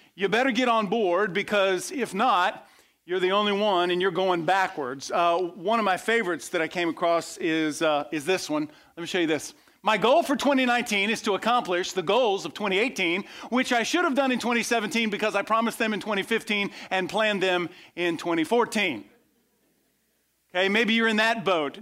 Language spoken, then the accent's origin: English; west coast of Florida, United States; I grew up on the west coast of Florida.